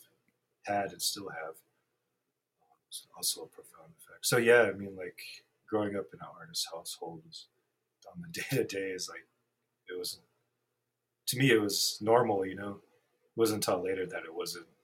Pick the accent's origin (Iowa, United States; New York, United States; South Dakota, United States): South Dakota, United States; Rapid City; also born or lived in Red Shirt Table Community, Pine Ridge Reservation; I grew up in Rapid, went through the public school systems here